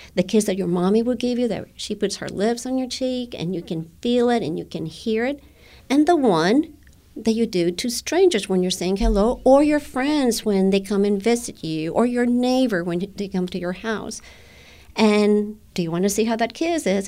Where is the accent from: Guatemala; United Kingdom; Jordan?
Guatemala; English is a second language; now in United States; when I was a young girl. I went to an American school in Guatemala